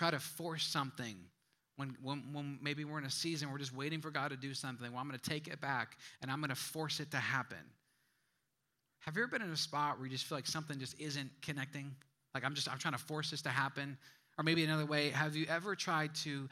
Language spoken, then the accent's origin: English; Midwest, United States; moved away; I'm from the Midwest.